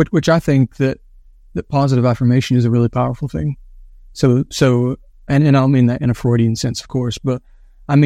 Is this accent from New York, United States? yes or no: no; West Virginia, United States; when I grew up in West Virginia, when I would come back from university, I had a summer job working with the county